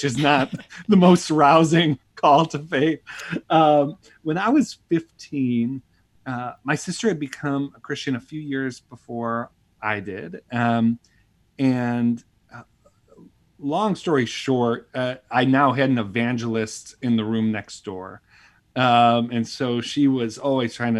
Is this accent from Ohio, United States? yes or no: no; Buffalo, New York, United States; I grew up in Buffalo, New York, and grew up in a big Italian Catholic family